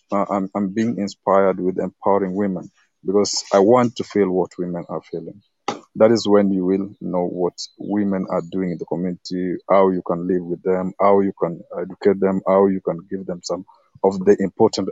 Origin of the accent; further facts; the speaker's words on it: Kenya; I'm from Kenya.